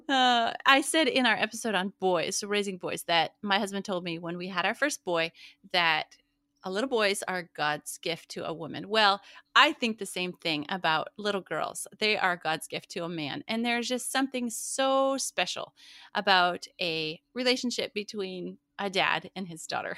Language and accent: English; Montana, United States; now in Midwest, United States; where I grew up in Montana